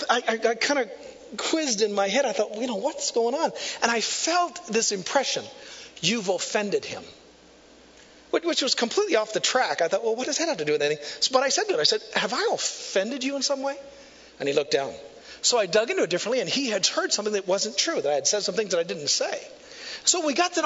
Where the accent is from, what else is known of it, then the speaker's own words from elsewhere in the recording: Neillsville, Wisconsin, United States; moved away as an adult; also born or lived in Marshfield, Wisconsin; now in Tulsa, United States; I grew up in Neillsville